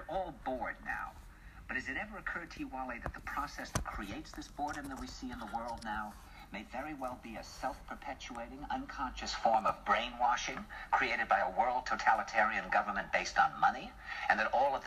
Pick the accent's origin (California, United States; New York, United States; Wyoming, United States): New York, United States; New York